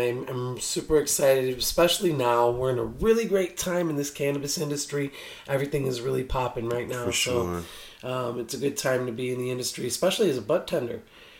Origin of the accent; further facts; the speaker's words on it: Chicago, Illinois, United States; moved away as an adult; now in Las Vegas, United States; I'm from Chicago, Illinois, originally the south side of Chicago. I moved here about 3 years ago